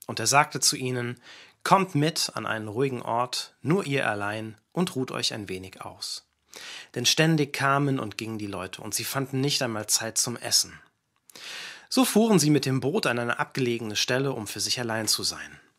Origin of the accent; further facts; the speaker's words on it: Kenya; viele wissen das, aber ich bin nicht in Deutschland aufgewachsen, sondern ich bin in Kenia aufgewachsen.